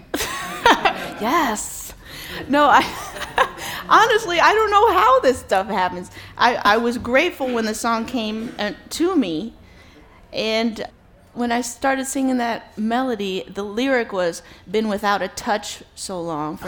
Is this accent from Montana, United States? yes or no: no; New York City, New York, United States; I'm born and raised in New York City